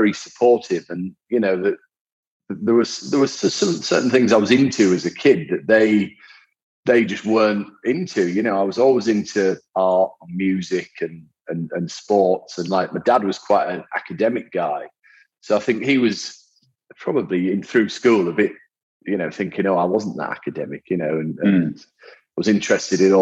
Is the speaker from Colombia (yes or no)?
no; the north of England, United Kingdom; I grew up in the north of England